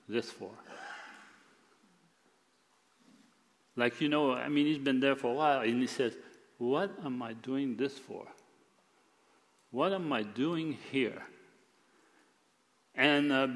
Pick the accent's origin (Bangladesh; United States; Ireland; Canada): Canada; Quebec; moved away; I was born in Quebec